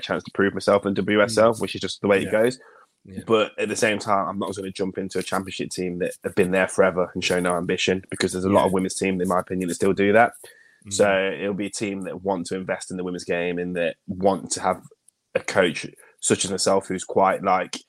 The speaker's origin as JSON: {"language": "English", "town": "Leicester", "region": "East Midlands", "country": "United Kingdom", "tie": "born or raised there", "also_born_or_lived": "Glen Parva", "said": "I'm born and bred in Leicester. I live in Leicester."}